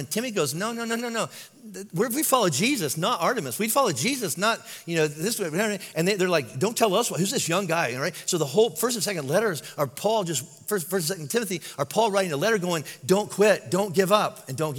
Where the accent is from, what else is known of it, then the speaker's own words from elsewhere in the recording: Kentucky, United States; I'm from Kentucky